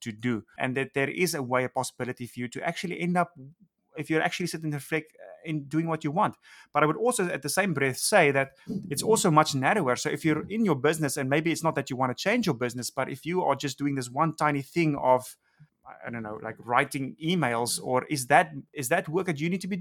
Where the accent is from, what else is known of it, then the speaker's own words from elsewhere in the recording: South Africa; moved away as an adult; now in Los Angeles, United States; growing up in South Africa.